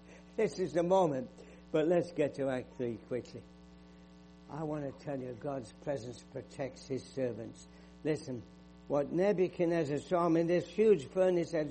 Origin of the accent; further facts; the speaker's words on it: England, United Kingdom; moved away; I grew up in England. You can tell from my accent